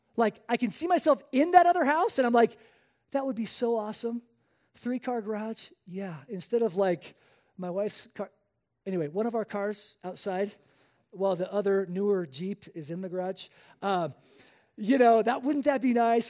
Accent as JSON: {"language": "English", "country": "Spain", "tie": "born or raised there", "moved": "as an adult", "said": "I was born and raised in Spain. Uh, I spent the first eighteen years of my life there"}